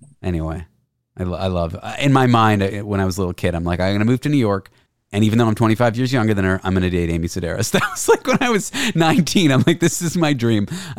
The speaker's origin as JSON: {"language": "English", "country": "Canada", "said": "No, don't be. I'm Canadian."}